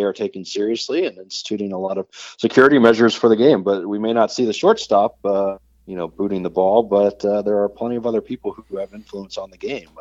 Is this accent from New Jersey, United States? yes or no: no; Atlanta, Georgia, United States; I grew up in Atlanta